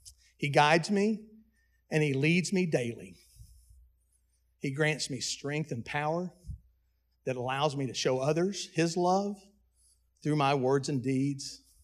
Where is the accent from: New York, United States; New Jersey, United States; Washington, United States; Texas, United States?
Texas, United States; Dallas; At my birth, I was adopted from Buckner's Adoption Service in Dallas, Texas